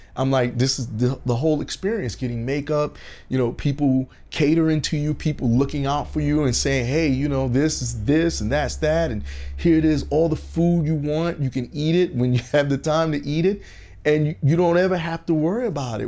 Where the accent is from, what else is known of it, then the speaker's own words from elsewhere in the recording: New York City, New York, United States; also born or lived in Augusta, Georgia; now in Los Angeles, United States; growing up in Brooklyn